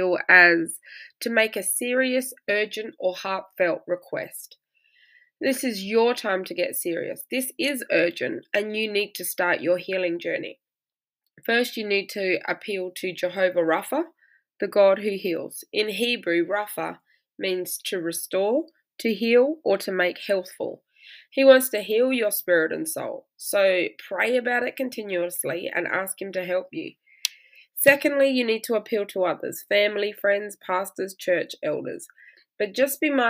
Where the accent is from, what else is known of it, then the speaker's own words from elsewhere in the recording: Australia; I'm Australian